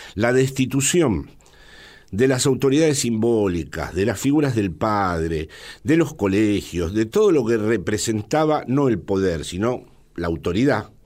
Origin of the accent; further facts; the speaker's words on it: Buenos Aires, Argentina; moved away as an adult; also born or lived in Villa Martelli, Argentina; now in Madrid, Spain; yo nací en el Hotel Crillon, probablemente mi padre era peronista y tenía que ver con ese hotel